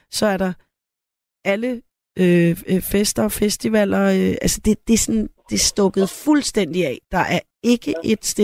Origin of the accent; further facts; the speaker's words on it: Søvind, Central Denmark Region, Denmark; also born or lived in Copenhagen; Så jeg blev født i København, og så, da jeg var to år, flyttede vi til Jylland, så jeg har også boet, øh, indtil, indtil jeg skulle starte i første klasse, så boede vi i, øh, uden for en by, der hedder Søvind, over øh, ved Horsens.